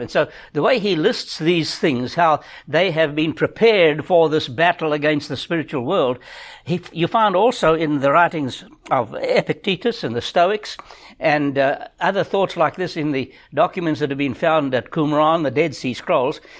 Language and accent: English; South Africa; moved away; we grew up in South Africa, in Africa